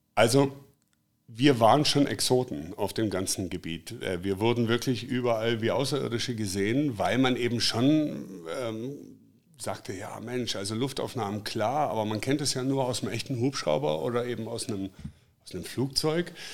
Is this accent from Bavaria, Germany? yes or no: no; Black Forest, Baden-Württemberg, Germany; moved away as an adult; now in Hanover, Germany; ich komme aus dem Schwarzwald, bin vor 25 Jahren nach Hannover gezogen.